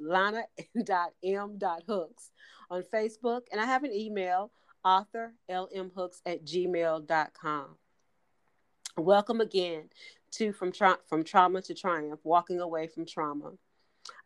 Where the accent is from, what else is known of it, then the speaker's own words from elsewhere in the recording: Gary, Indiana, United States; my hometown as well, Gary, Indiana